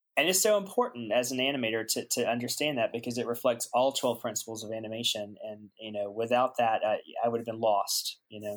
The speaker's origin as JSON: {"language": "English", "town": "Aiken", "region": "South Carolina", "country": "United States", "tie": "born or raised there", "moved": "as an adult", "said": "I'm a Southern boy at heart and uh, actually born and raised. Uh, I am from South Carolina, Aiken, South Carolina."}